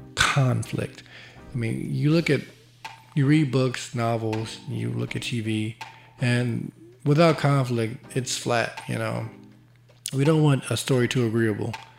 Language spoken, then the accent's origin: English; Chicago, Illinois, United States; I'm from Chicago